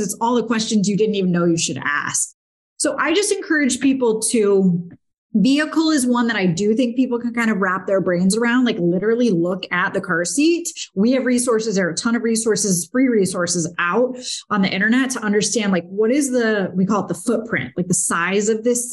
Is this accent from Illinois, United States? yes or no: no; Naples, Florida, United States; also born or lived in Pittsburgh, Pennsylvania / Notre Dame, Indiana; I was born in Pittsburgh, but lived there for a very short time and then was raised in Naples